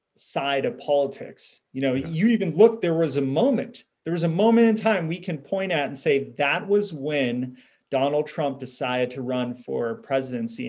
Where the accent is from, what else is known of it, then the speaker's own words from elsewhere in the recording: Southern California, United States; you and I grew up in Southern California culture